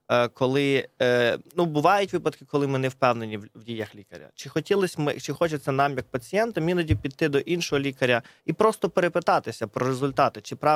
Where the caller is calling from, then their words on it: Kyiv, Ukraine; я з Києва.